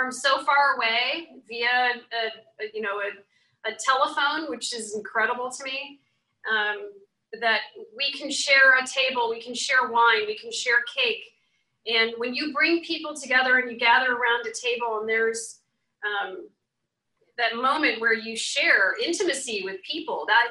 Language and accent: English; New Orleans, Louisiana, United States; I was born in New Orleans, so that's a little bit of my heritage that comes through.